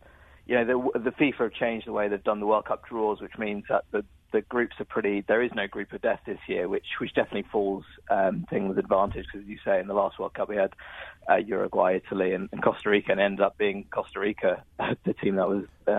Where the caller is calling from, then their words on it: London, United Kingdom; Calling in from London.